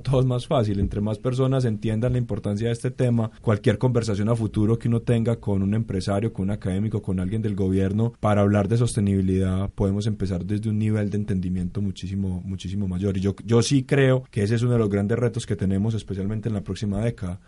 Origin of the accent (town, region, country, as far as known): Colombia